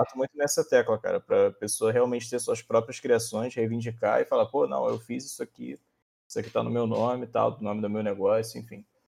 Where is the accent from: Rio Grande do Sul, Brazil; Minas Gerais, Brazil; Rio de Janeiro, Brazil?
Rio de Janeiro, Brazil; interior of Rio de Janeiro state, Brazil; Eu sou do interior do Rio.